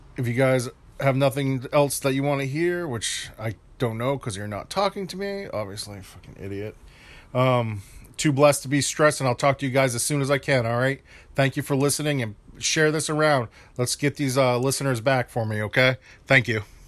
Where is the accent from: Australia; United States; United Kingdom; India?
United States; Maine; my home state of Maine